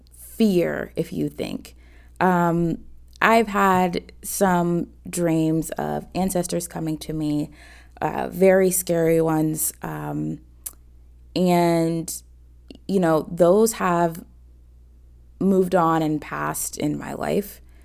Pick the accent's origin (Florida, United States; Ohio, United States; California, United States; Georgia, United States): Georgia, United States; Atlanta; I'm 28 from Atlanta, Georgia